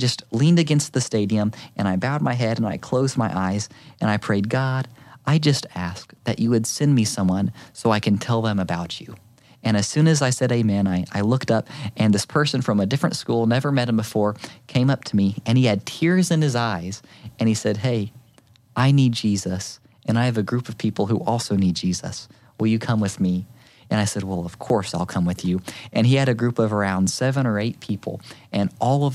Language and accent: English; Inola, Oklahoma, United States; whenever I came back to my hometown, Inola, again, I was an eighth grader at the time